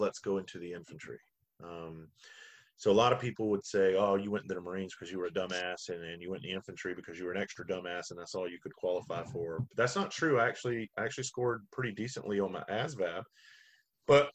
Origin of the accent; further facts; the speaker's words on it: South Carolina, United States; I'm from South Carolina